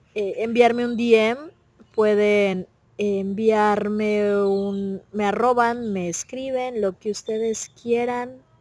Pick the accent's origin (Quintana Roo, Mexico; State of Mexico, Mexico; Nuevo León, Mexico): Nuevo León, Mexico; Monterrey; acá en Monterrey decíamos a por